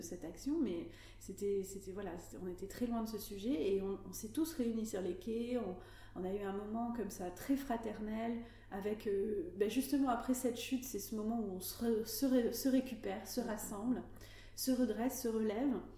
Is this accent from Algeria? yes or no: no; Médoc, Nouvelle-Aquitaine, France; also born or lived in Arcachon Bay / Paris; J'ai grandi dans le Médoc et je vis actuellement entre le Médoc